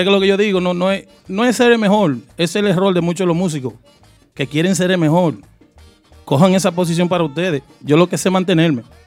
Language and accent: Spanish; New York, United States; also born or lived in Brooklyn; Yo en Brooklyn y nacido y criado en Queens.